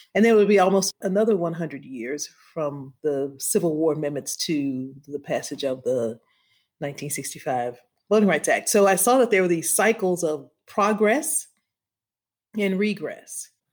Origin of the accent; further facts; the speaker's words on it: Louisiana, United States; I grew up in Louisiana, I didn't go to the doctor. I was born at the charity hospital